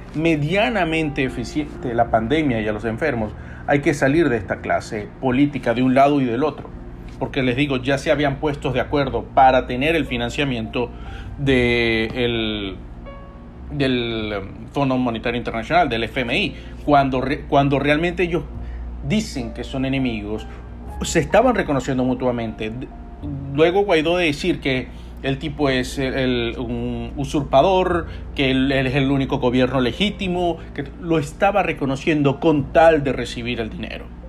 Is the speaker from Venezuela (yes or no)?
yes; Venezuela; now in United States; yo como venezolano